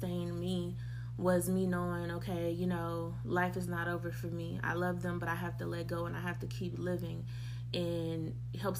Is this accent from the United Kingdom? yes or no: no; Waco, Texas, United States; moved away as an adult; I grew up in East Waco. I've lived there my whole life. I left home when I was 18, and I haven't been back